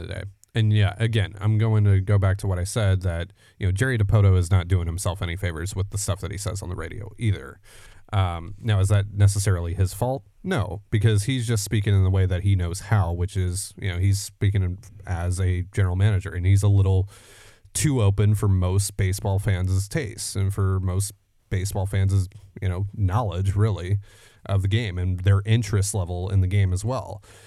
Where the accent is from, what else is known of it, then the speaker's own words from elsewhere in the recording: Canada; I'm the Canadian half of this, uh, show